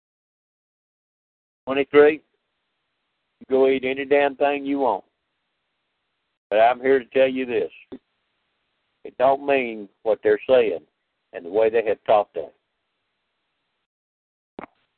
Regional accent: Louisiana, United States; I grew up in Louisiana

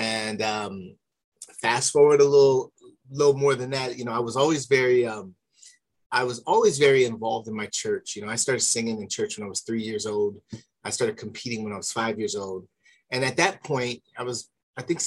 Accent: Palmdale, California, United States; I'm from originally born and raised in the Los Angeles, California area.

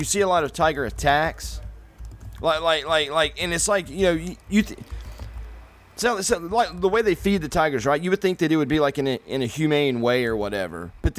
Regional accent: North Carolina, United States; I'm from North Carolina. We're from the South, dude.

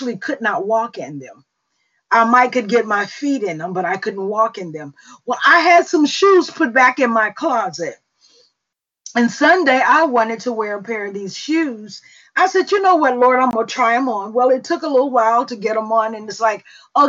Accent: Mississippi, United States; accent: Mississippi; moved away; English is my second language. Mississippi is my first.

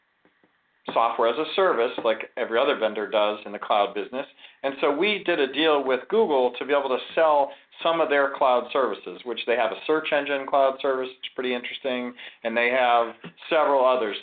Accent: Ohio, United States; also born or lived in Florida; now in California, United States; My old stomping grounds is Ohio. I grew up in Ohio, then I moved to Florida, and then I moved to California

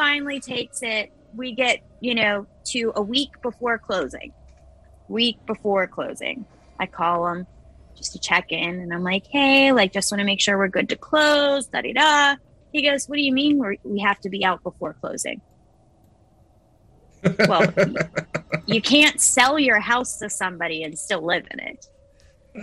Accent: Elizabeth, Colorado, United States; I grew up out there. So that's kind of my hometown area

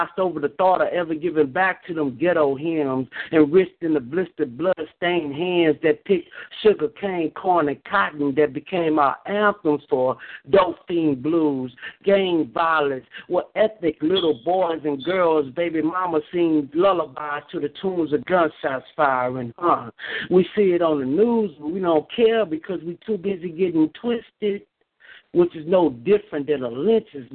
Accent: the South, United States; accent: Southern; moved away; I'm from the South. But up here they call me country

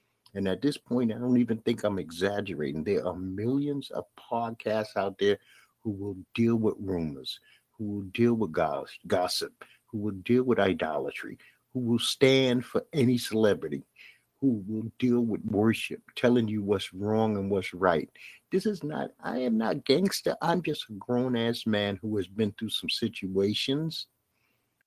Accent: New York City, New York, United States; accent: Brooklyn; my Brooklyn accent

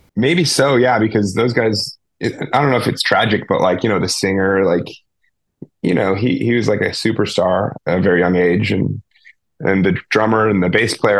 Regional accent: Petaluma, California, United States; my hometown. Like we had this place called the Phoenix Theater in Petaluma, California, in the Bay Area

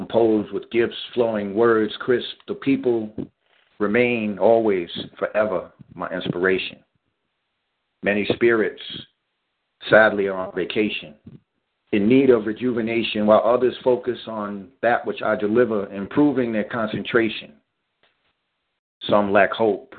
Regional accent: New York City, New York, United States; growing up in Staten Island, New York, in a community setting

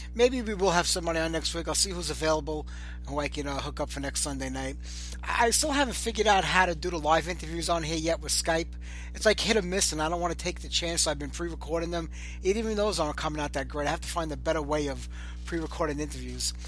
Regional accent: New York City, New York, United States; I grew up in Brooklyn

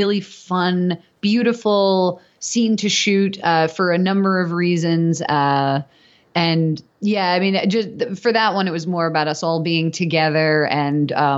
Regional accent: New York City, New York, United States; moved away as an adult; also born or lived in Manhattan; now in Los Angeles, United States; I'm from New York originally, born and raised in Staten Island, and I went to school in Manhattan.

